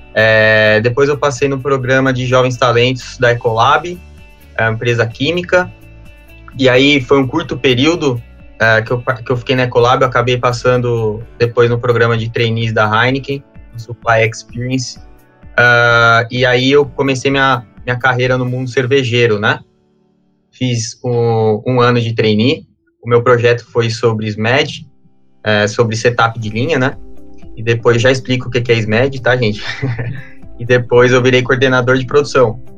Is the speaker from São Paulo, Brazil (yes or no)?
yes; São Paulo, Brazil; eu sou paulistano